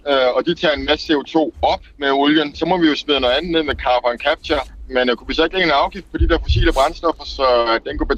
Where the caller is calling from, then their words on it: Egedal, Capital Region of Denmark, Denmark; og jeg kommer fra Egedal Kommune, hvor jeg er formand for Klimateknik og Miljøudvalget.